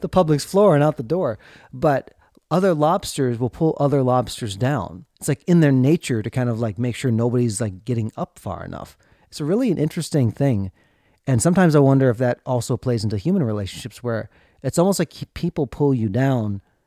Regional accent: Minnesota, United States; growing up in Minnesota

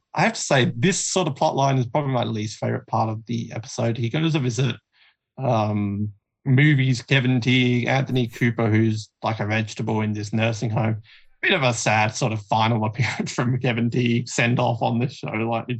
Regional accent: Australia; I'm the only Australian

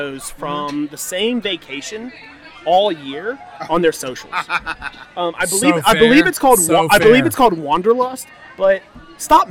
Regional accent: Maryland, United States; I'm from Maryland

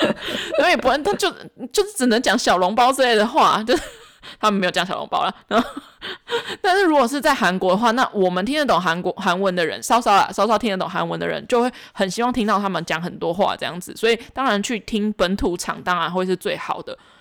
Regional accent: Taoyuan, Taiwan; 桃园，是我们的老家。

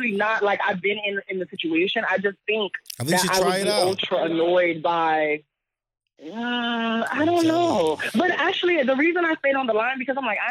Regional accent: Florida, United States; now in New York, United States; I'm not even from New York. I'm from Florida

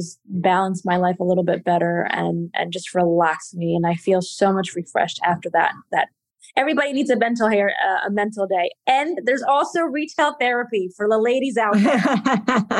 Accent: Portugal; moved away; I am from Portugal

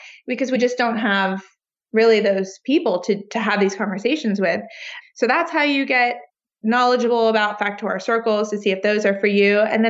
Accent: New York, United States; now in Austin, United States; I mean right next to me because I'm still a New Yorker and that I don't drive.

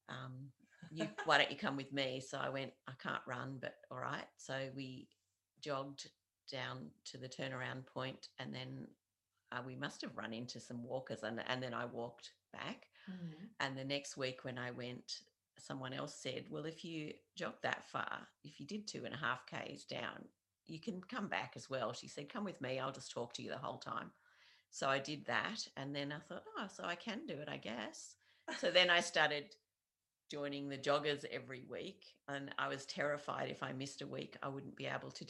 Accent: Launceston, Tasmania, Australia; I am uh, more or less from Launceston. I've been living here for the last 21 years mm-hmm. and also some considerable time before that.

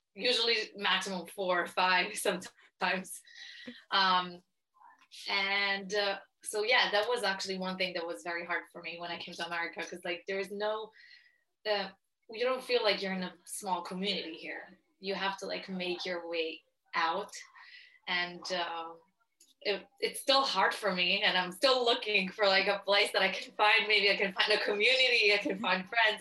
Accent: Italy; moved away; growing up in Italy, um, I mean, it's very different because very different for me than for other people, just because I'm Jewish and Orthodox.

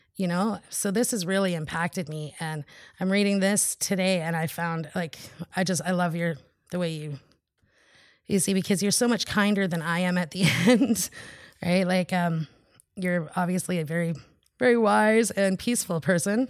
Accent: Haida Nation, British Columbia, Canada; I'm from the Haida Nation.

